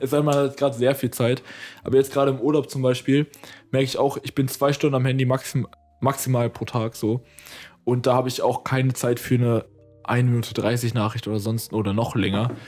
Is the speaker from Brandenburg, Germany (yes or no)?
yes; Potsdam, Brandenburg, Germany; moved away as an adult; now in Berlin, Germany; ich bin ja geborener Berliner, ich bin zwar zum größten Teil aufgewachsen in Potsdam so und wohne jetzt wieder in Berlin